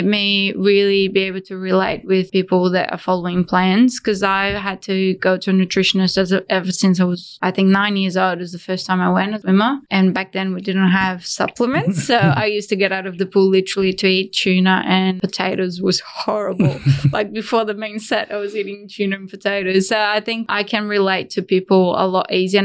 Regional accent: Brazil; moved away as an adult; now in Australia; I came from Brazil 10 years ago.

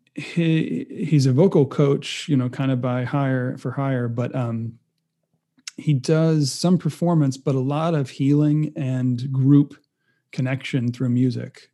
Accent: Rhode Island, United States; moved away as an adult; now in California, United States; I'm being from Rhode Island most of my life and moving to California as a transplant

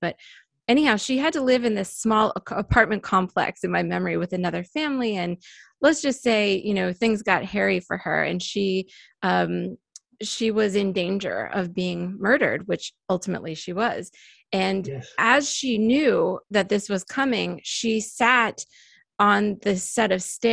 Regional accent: Gettysburg, Pennsylvania, United States; I grew up in Gettysburg

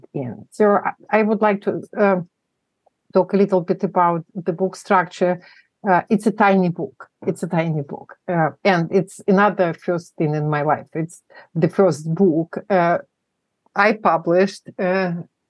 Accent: Moscow, Russia; English is a second language; moved away as an adult; now in United States; I was born in Moscow, in the non-existent country now. It's the former Soviet Union. I grew up there, became an adult. I came to the States as an adult.

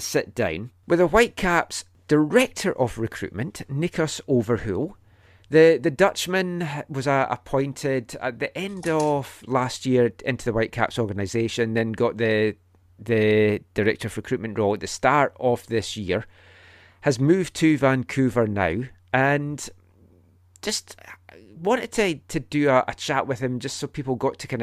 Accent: Scotland, United Kingdom; moved away; When I was growing up in Scotland

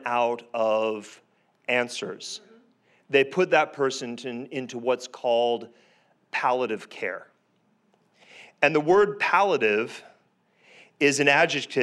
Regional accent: Canada; I'm Canadian by birth

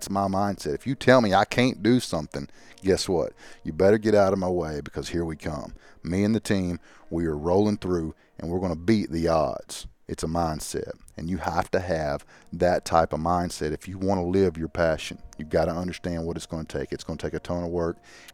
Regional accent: Arkansas, United States; we're from Arkansas

